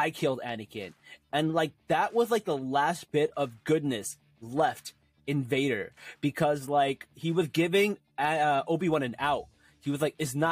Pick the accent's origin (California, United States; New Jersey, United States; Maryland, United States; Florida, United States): New Jersey, United States; I'm from Jersey